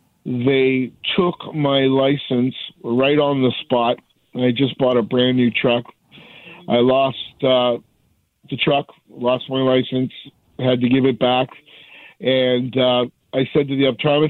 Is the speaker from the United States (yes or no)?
no; Canada; I'm a hockey player, redneck, Canadian type person